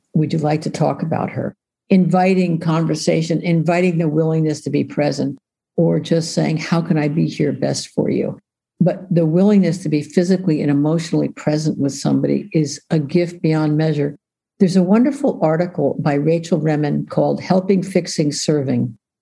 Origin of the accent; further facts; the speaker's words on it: New York, United States; I grew up in New York